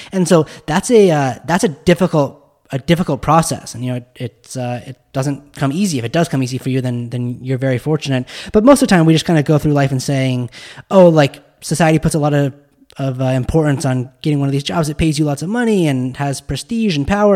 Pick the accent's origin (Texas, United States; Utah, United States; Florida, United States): Utah, United States; Park City; I grew up in Park City, Utah